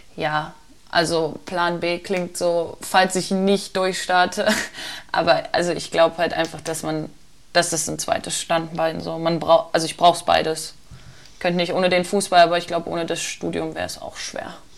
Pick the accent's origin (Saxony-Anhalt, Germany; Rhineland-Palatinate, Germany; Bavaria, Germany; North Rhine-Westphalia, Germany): Saxony-Anhalt, Germany; near Magdeburg; moved away; ich komme ja aus der Nähe von Magdeburg